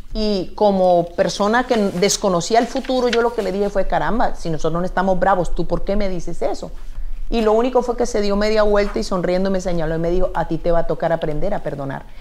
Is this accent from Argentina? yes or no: no; Colombia; Soy de origen de Colombia